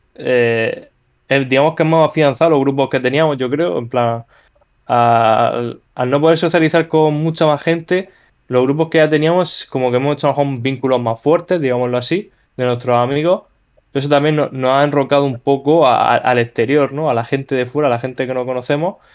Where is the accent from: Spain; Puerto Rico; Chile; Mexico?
Spain; now in Murcia, Spain; como somos los españoles